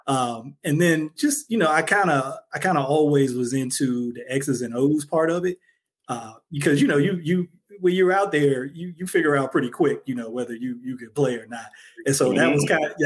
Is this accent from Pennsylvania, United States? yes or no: no; Ohio, United States; moved away; I'm from Ohio originally, from a family of Browns fans